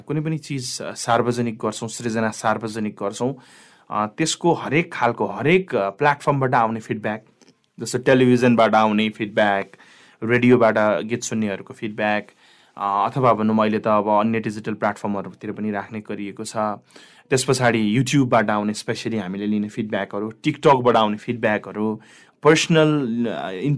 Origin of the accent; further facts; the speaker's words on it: Tikapur, Sudurpashchim Province, Nepal; moved away; अब म निकै यहाँबाट निकै टाढा भनौँ न कैलाली जिल्लाको टिकापुर नगरपालिकाको अस्नेहरी भन्ने ठाउँमा जन्मिएको हुँ र मेरो बाल्यकाल पारिवारिक स्थिति हेर्दाखेरि हामी एउटा मध्यम वर्ग फ्यामिली हो